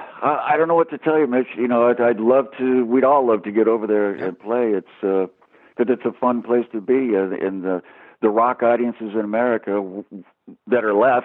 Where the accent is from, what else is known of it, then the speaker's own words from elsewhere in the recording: United States; now in England, United Kingdom; being American, living in England